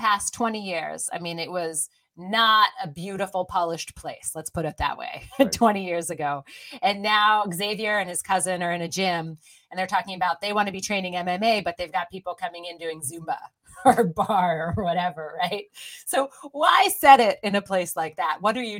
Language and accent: English; Philadelphia, Pennsylvania, United States; I'm from Philly. I grew up in Philly. I love the city.